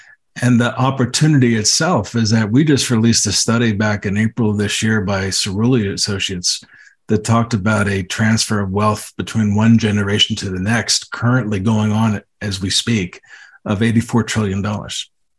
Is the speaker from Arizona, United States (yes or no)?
no; Connecticut, United States; now in Denver, United States; I'm from Connecticut and in New England.